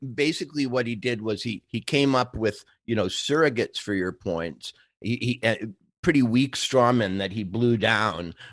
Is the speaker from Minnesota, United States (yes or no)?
yes; rural Minnesota, United States; moved away; also born or lived in New York; I grew up in Minnesota, we got the pa, uh, rural Minnesota